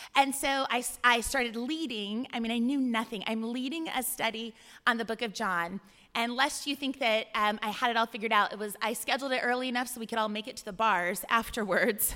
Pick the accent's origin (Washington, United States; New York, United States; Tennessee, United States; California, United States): California, United States; moved away as an adult; also born or lived in Ohio; I'm from California